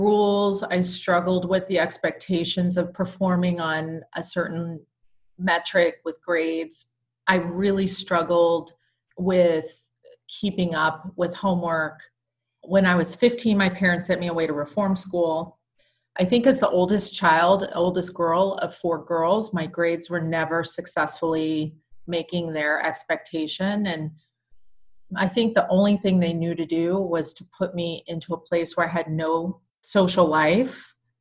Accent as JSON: {"language": "English", "town": "San Diego", "region": "California", "country": "United States", "tie": "born or raised there", "also_born_or_lived": "Tarrytown, New York", "said": "I grew up in sunny Southern California"}